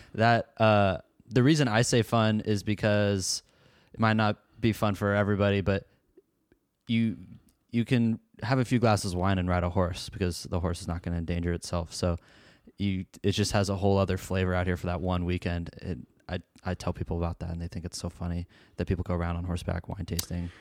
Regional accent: Portland, Oregon, United States; now in Seattle, United States; I grew up in the Portland area. Now I live in Seattle

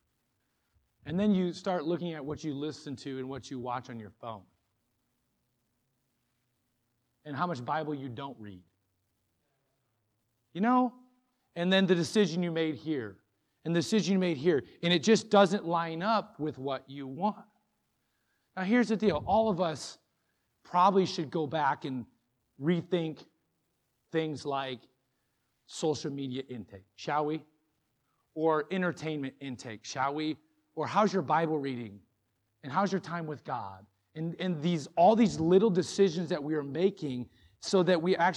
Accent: Moline, Illinois, United States; I grew up in Moline, Illinois

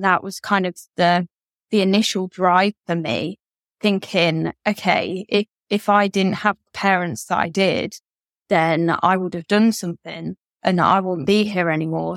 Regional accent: Derby, East Midlands, United Kingdom; now in Kent, United Kingdom; I am originally from Derby in England, but now I live in Kent.

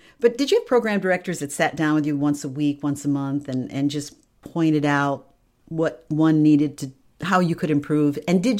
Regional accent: Tri-Cities area, upstate New York, United States; I grew up in New York State in the Tri-Cities area.

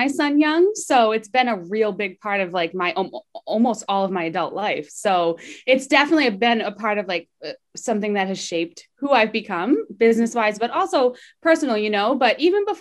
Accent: Massachusetts, United States; I was born and raised in Mass

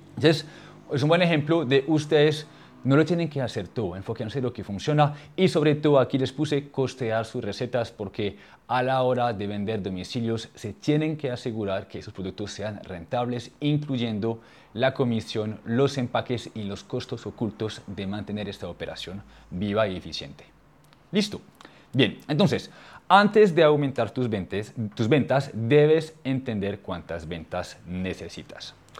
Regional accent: France; accent: French; Spanish is a second language; moved away; mi idioma no es el español, pues yo soy, yo soy francés y tengo el acento

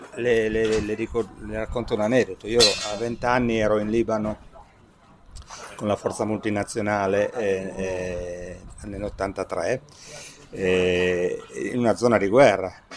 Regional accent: Costigliole d'Asti, Piedmont, Italy; una foto del mio paese e ci si rende conto che si è circondati di vigneti

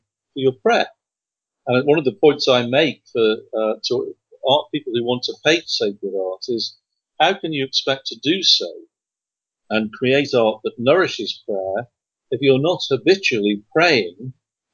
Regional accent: England, United Kingdom; moved away; I come from England

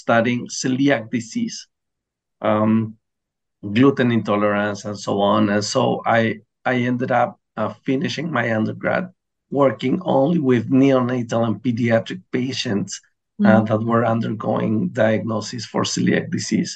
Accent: Chile; first language Spanish; English is a second language; also born or lived in Baltimore, United States; I left Hopkins to come back to my home country

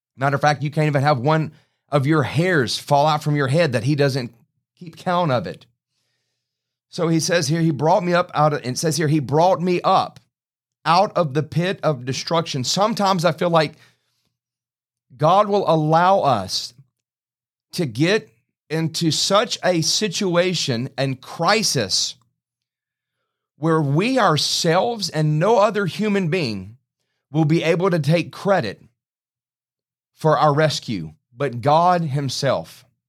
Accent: Baton Rouge, Louisiana, United States; I grew up in Baton Rouge

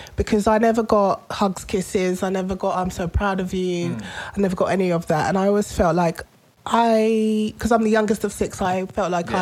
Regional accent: London, United Kingdom; as a child, you know, I grew up in Tottenham

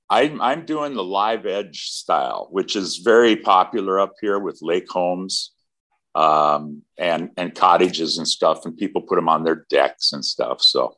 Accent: Wisconsin, United States; Right here in Wisconsin.

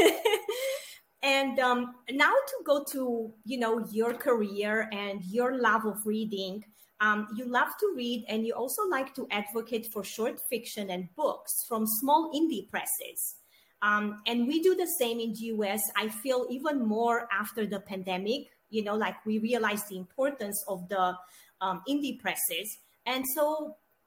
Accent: Romania; moved away; I grew up in Romania and I used to live in a small town

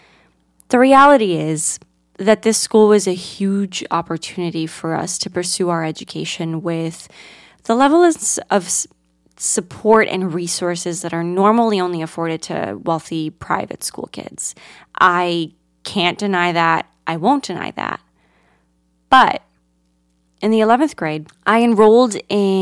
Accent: Greece; now in United States; I grew up in Greece, a country universally adored for its rich Mediterranean culture and natural beauty

